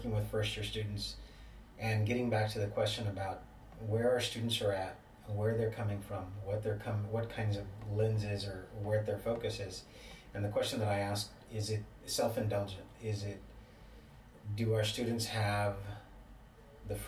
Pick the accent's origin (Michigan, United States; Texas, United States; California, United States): Texas, United States; the Valley; moved away as an adult; I'm from the Valley, but I went away to school